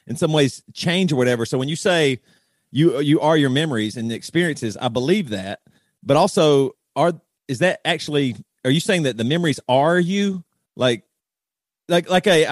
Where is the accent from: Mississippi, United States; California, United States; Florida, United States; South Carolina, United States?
South Carolina, United States; we grew up very Christian in the South Carolina Bible Belt